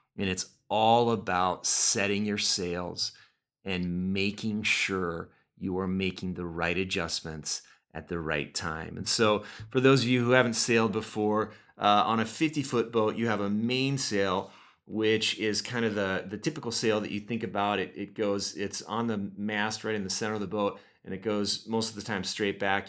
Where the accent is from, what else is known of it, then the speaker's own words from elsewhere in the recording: Oxnard, California, United States; moved away; I grew up in Oxnard, just about sixty miles north of L A, uh, right on the coast